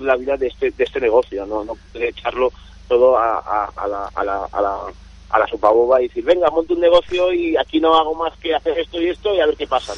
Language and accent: Spanish; Barcelona, Catalonia, Spain; yo vengo de una casa, mm, un restaurante muy pequeñito, pero muy emblemático, eh, situado en Barcelona